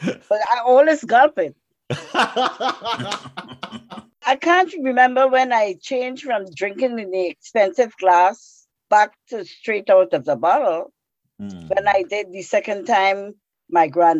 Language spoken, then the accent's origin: English; Trinidad & Tobago; moved away as an adult; now in United States; I came from Trinidad. Trinidad in the West Indies, where I was born, is the land of steel band music and calypso